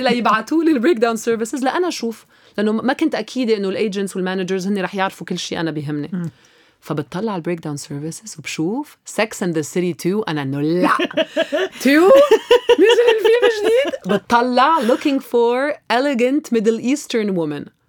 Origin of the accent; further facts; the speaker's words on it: Lebanon; moved away as an adult; also born or lived in Los Angeles, United States; كلبنانيه عايشين دائما مع العائله